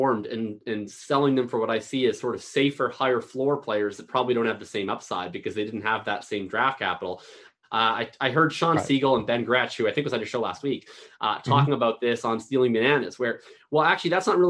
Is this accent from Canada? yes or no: yes; Canada; I'm from Canada